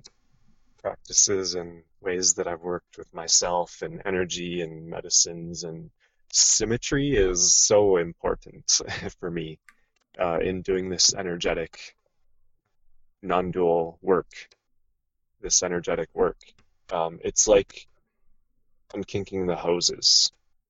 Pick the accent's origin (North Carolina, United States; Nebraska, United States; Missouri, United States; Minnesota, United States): Minnesota, United States; also born or lived in Southern Oregon; now in Oregon, United States; where I grew up in Minnesota, in the Midwest of the United States